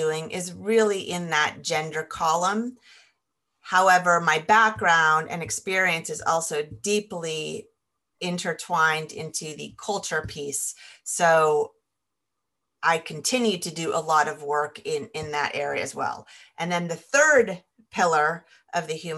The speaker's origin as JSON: {"language": "English", "region": "California", "country": "United States", "tie": "born or raised there", "moved": "as an adult", "said": "I grew up in California and now I've ended up back in California"}